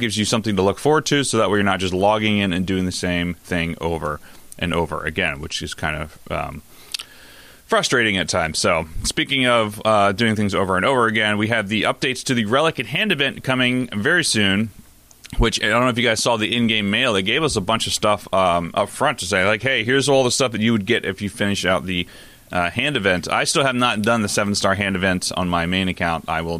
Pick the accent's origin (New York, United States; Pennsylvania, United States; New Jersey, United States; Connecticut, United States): New York, United States; I'm a New Yorker.